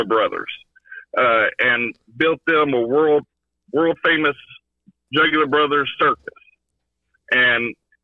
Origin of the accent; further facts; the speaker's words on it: Kentucky, United States; I'm from Kentucky